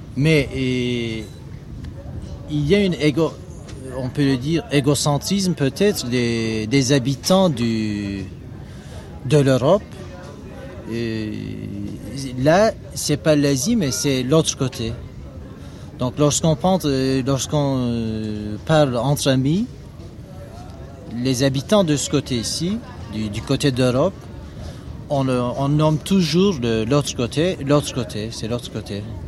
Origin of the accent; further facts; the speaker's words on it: Istanbul, Turkey; Je suis né à Djangir, donc c'était l'un des plus cosmopolites des quartiers de la ville